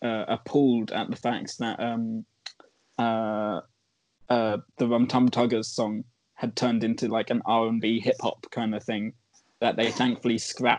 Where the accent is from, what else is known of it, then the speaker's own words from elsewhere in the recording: Ireland; I'm Irish